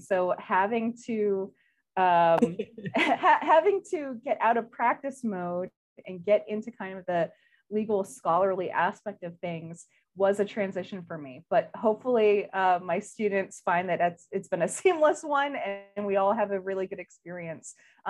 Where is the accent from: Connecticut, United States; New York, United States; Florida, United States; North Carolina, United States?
New York, United States; So I'm originally from Northern New York. I'm an Army brat. My dad retired from the military.